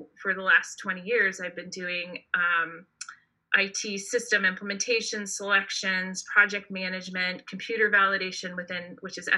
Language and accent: English; East Bay, San Francisco Bay Area, California, United States; now in Redwood City, United States; I was born in San Francisco, moved to the East Bay, and grew up in the East Bay.